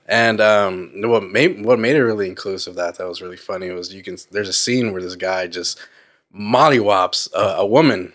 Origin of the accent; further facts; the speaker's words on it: Napa, California, United States; now in Vallejo, United States; I grew up in Napa